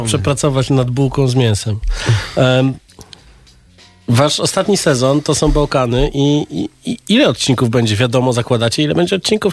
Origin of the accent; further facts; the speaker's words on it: London, United Kingdom; Pół Polak, pół Serb z Londynu.